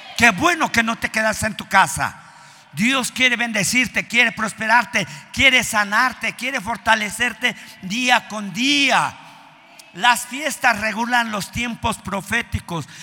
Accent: Mexico; en nuestro México

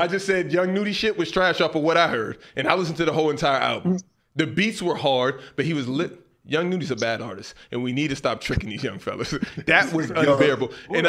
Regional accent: Houston, Texas, United States; Justin, hell no, I'm from Houston, bro.

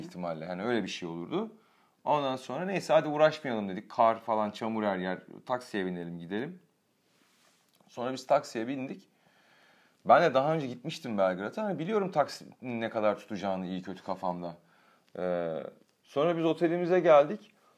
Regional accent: Turkey; Ben de Türk'üm dedim.

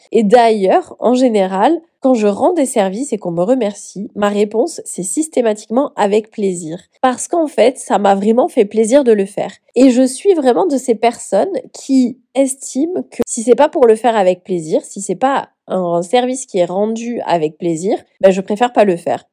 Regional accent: southern France, France; accent: southern; j'ai un accent du sud

